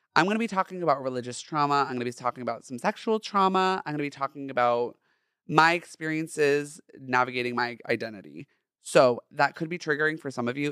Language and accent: English; Orange County, Southern California, United States; I grew up in Southern California, in Orange County specifically